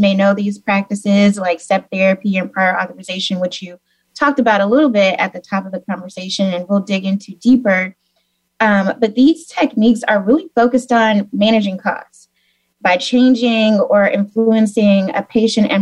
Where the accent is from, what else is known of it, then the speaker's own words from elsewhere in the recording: Memphis, Tennessee, United States; moved away; also born or lived in Missouri; I am originally from Memphis, actually, so the home of Elvis, blues, and barbecue. So it's great to be here and represent my hometown, Memphis